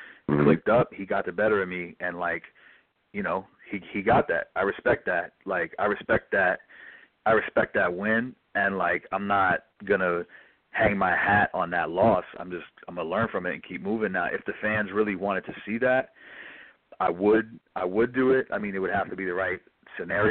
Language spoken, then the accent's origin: English; New York City, New York, United States; I'm from the Upper West Side